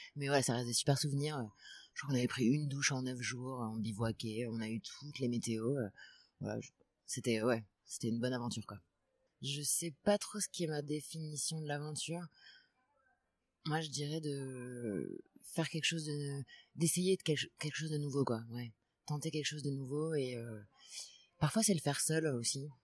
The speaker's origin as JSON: {"language": "French", "town": "Paris", "region": "Île-de-France", "country": "France", "tie": "born or raised there", "also_born_or_lived": "Madrid, Spain", "said": "Je viens de Paris, je suis née à Paris. Après, j'ai vécu trois ans à Madrid, en Espagne"}